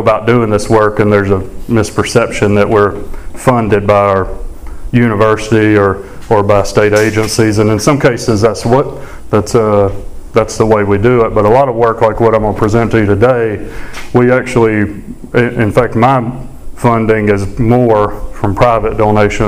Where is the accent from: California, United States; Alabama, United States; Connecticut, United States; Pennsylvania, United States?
Alabama, United States; Sumter County; I grew up in Alabama, a little ways from here, but Sumter County